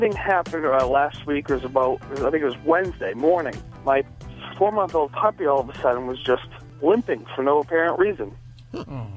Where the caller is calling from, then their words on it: Boston, Massachusetts, United States; I'm calling from Boston